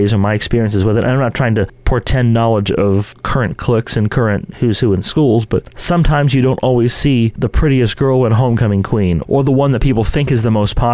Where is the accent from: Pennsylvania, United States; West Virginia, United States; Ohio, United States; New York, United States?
West Virginia, United States; St. Marys; Growing up in St. Mary's